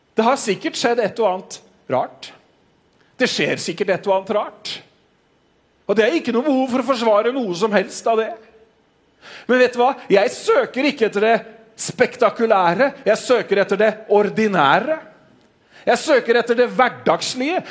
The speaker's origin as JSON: {"language": "Norwegian", "country": "Norway", "said": "som nordmenn"}